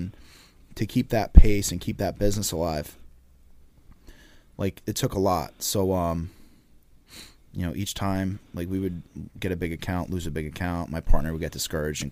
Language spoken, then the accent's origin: English; Laurence Harbor, New Jersey, United States; also born or lived in Old Bridge, New Jersey; where I grew up, and, you know, I'm from the Jersey Shore